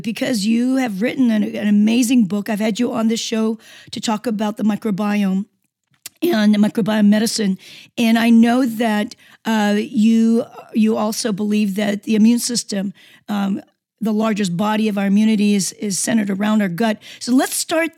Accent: Seoul, South Korea; moved away; I come from a country, Seoul, and I'm from Korea, South Korea, and we eat a great deal of fermented foods

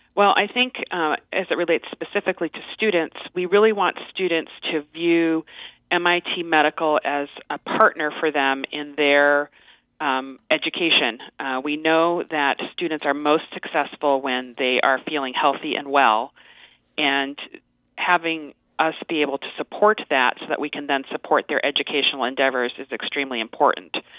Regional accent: Las Vegas, Nevada, United States; moved away as an adult; also born or lived in Cambridge, Massachusetts; I um, am originally from Las Vegas, Nevada

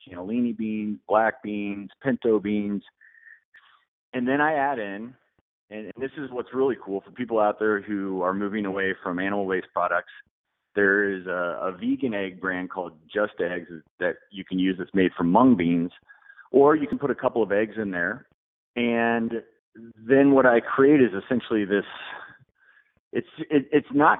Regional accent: Colorado, United States; also born or lived in Nashville, Tennessee; I'm a Colorado kid, so I was born in Colorado

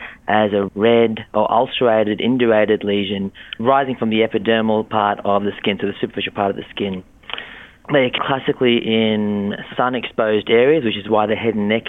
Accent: Australia; I'm from Australia

